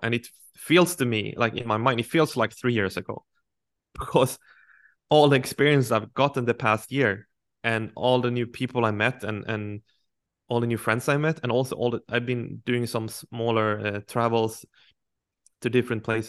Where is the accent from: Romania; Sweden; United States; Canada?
Sweden; moved away as an adult; I'm from a traditional working class family, I would say, in a small town in Sweden